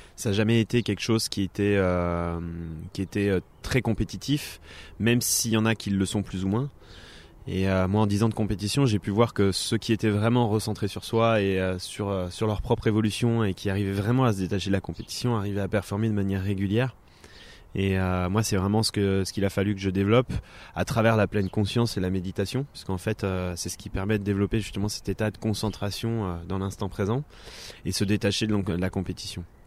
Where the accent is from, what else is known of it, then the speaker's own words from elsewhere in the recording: Thonon-les-Bains, Auvergne-Rhône-Alpes, France; moved away as an adult; now in Annecy, France; je suis originaire de Tonon-les-Bains où et maintenant je vis à Annecy depuis 2011